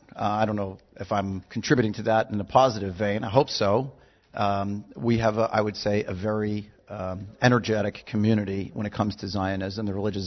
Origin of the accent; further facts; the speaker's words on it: Montreal, Quebec, Canada; accent: Canadian; moved away; I originally hailed from Montreal. Canada.